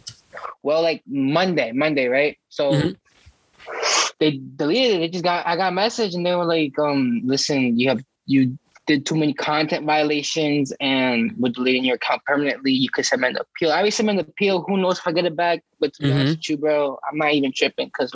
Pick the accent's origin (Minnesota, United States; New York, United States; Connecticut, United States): Connecticut, United States; Stamford; I was born and raised in Stanford